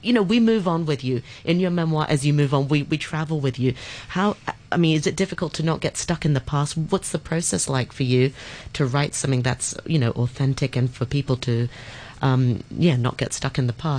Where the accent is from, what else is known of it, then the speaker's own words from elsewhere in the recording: Hong Kong; growing up in Hong Kong, it makes me think, gosh, you know, that is the Hong Kong culture.